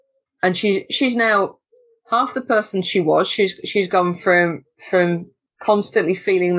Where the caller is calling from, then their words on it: East Midlands, United Kingdom; I'm in Lincolnshire, in the south of the county, where everything is very, very flat.